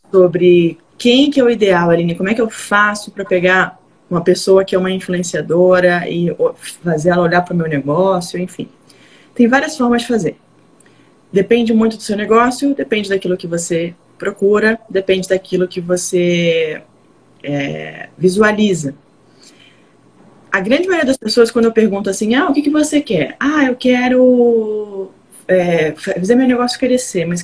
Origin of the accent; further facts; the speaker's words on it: Fortaleza, Ceará, Brazil; Eu sou do Ceará, Fortaleza.